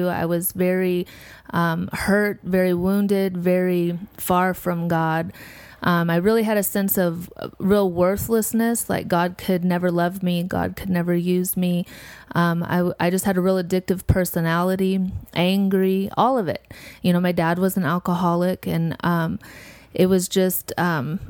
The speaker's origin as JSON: {"language": "English", "region": "South Dakota", "country": "United States", "moved": "yes", "lives_now": "Arizona, United States", "said": "I'm from South Dakota. I'm an enrolled member of the Lakota Sioux Tribe in Pine Ridge in South Dakota on my mother's side"}